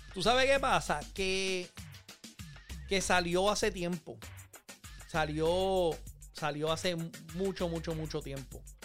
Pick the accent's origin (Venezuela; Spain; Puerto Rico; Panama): Puerto Rico; Manatí; moved away; Yo soy de Manatí